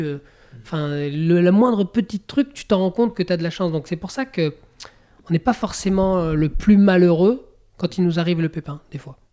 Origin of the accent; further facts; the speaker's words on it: Bourg-Saint-Maurice, Auvergne-Rhône-Alpes, France; je suis né à Bourg Saint-Maurice, moi